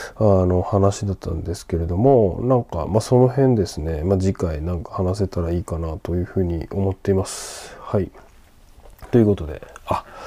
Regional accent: Sendai, Miyagi, Japan; now in Tokyo, Japan; 仙台出身

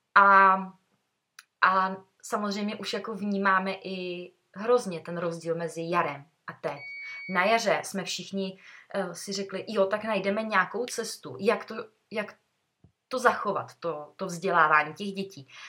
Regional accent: Sokolov, Karlovy Vary Region, Czechia; když jsme ze Sokola

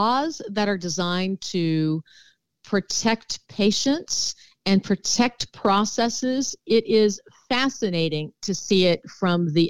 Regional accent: Houston, Texas, United States; also born or lived in Milwaukee, Wisconsin; Well, I was born in Milwaukee, Wisconsin, but I'm a proud Texan and was raised in the Houston area. And so I consider that I grew up in Texas.

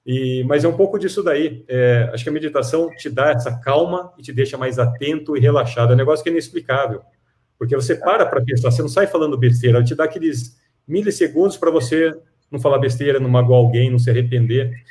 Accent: Piracicaba, São Paulo, Brazil; Piracicaba, ó, eu sou piracicabano, hein, sou caipira, tá?

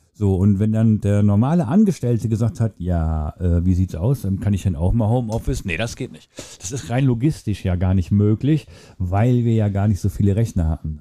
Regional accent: Germany; wir Deutschen

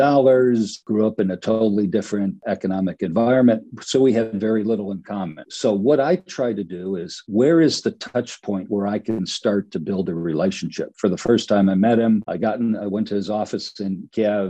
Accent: Detroit, Michigan, United States; I grew up in Detroit, Motown

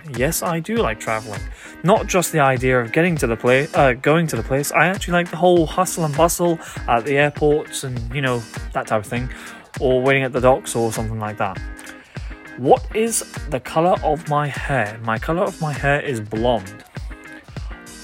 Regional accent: United Kingdom; I come from the United Kingdom

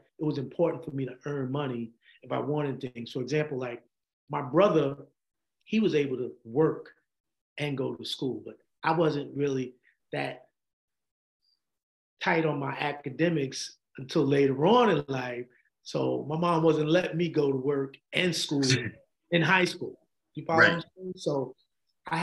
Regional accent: New York City, New York, United States; also born or lived in Poughkeepsie, New York; I'm a graduate from Stevenson High School in the Bronx

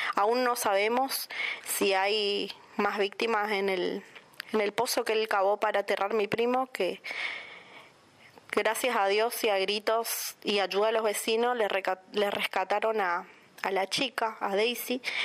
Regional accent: Puerto Iguazú, Misiones, Argentina; soy de Portuguazú

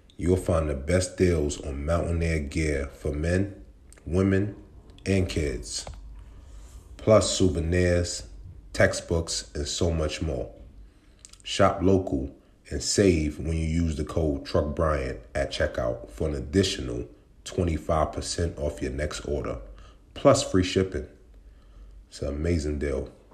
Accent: New York City, New York, United States; moved away as an adult; also born or lived in West Virginia; I grew up in Brooklyn, New York

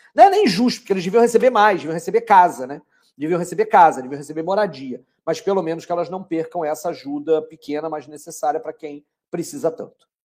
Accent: Petrópolis, Rio de Janeiro, Brazil; now in Rio de Janeiro, Brazil; eu nasci em Petrópolis, né? Eu sou petropolitano, não sou carioca, sou carioca por opção hoje em dia

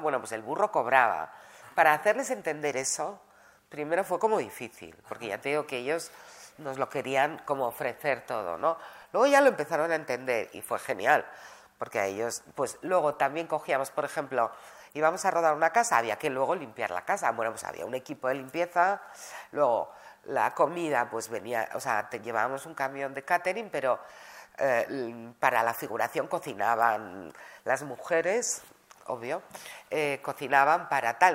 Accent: Madrid, Community of Madrid, Spain; moved away as an adult; also born or lived in Granada / London / New York; Cuando éramos pequeños salimos de Granada, llegamos a Madrid

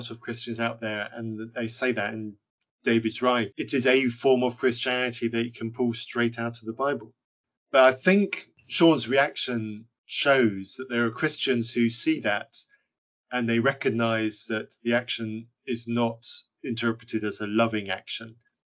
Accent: Zambia; growing up in Zambia, I was growing up on a farm which had some mission activity on it

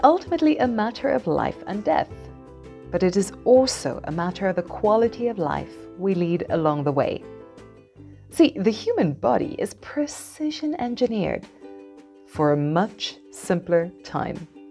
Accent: South Africa; moved away as an adult; also born or lived in Taiwan / Oman / Malaysia; as a South African who wanted to see the world, I started my career by teaching English in Taiwan

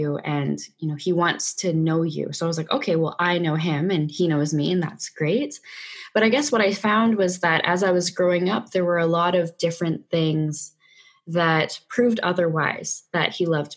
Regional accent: Vancouver, British Columbia, Canada; I'm from Vancouver, Canada, born and raised

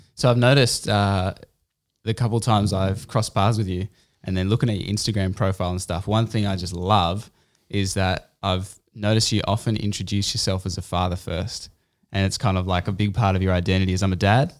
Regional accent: Canberra, Australian Capital Territory, Australia; moved away; I grew up in Canberra.

